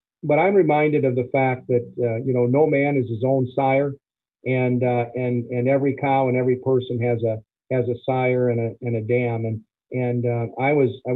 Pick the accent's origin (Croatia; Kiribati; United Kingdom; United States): United States; Fort Atkinson, Wisconsin; the National Dairy Shrine Hall of Fame is in Fort Atkinson. That happens to be my hometown